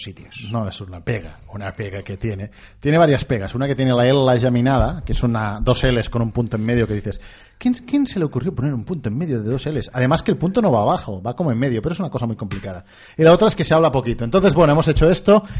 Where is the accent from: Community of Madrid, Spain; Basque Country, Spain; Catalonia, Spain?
Catalonia, Spain; accent: Catalan; tenemos un poco de acento catalán